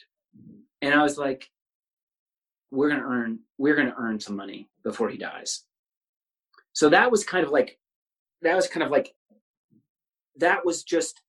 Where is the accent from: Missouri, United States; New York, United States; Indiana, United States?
Missouri, United States; Kansas City; I grew up in Midtown, this is where my family's all lived